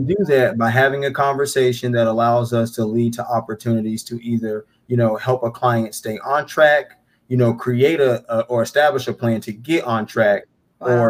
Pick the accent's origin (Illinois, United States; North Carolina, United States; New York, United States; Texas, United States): North Carolina, United States; Charlotte; born and raised in Charlotte.